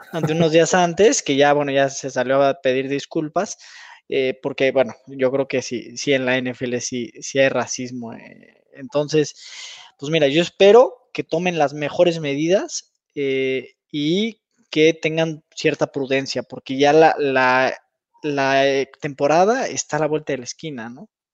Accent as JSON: {"language": "Spanish", "country": "Mexico", "also_born_or_lived": "United States", "said": "Los que hemos tenido la oportunidad de, vivir por allá, pues ya como mexicano"}